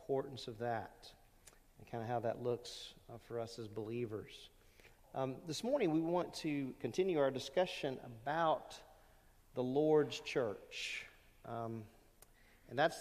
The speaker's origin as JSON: {"language": "English", "town": "Lake Charles", "region": "Louisiana", "country": "United States", "tie": "born or raised there", "also_born_or_lived": "California / Rhode Island", "said": "I grew up in Louisiana. We moved there. My dad was in the Navy. We moved a lot. And so I went from California to Rhode Island to Louisiana. And I ended up in Louisiana when I was about between five and six"}